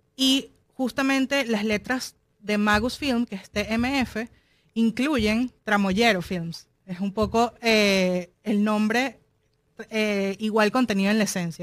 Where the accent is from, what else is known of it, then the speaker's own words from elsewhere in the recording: Caracas, Capital District, Venezuela; now in Miami, United States; soy de Caracas